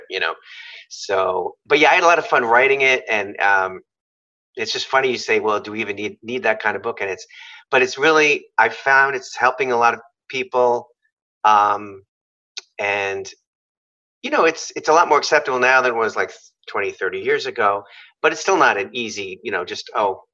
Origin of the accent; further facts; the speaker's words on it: New York, United States; I'm from New York